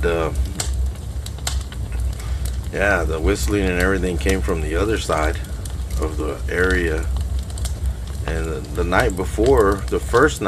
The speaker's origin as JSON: {"language": "English", "region": "Texas", "country": "United States", "said": "I'm being from Texas"}